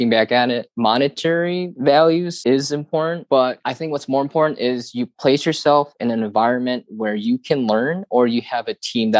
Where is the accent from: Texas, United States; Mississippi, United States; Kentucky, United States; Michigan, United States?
Michigan, United States; Detroit; also born or lived in Dayton, Ohio; I grew up around Detroit, Michigan